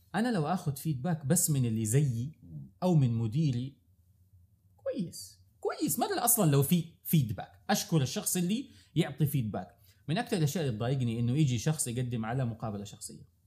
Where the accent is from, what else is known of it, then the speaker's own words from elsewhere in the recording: Saudi Arabia; عندنا في السعوديه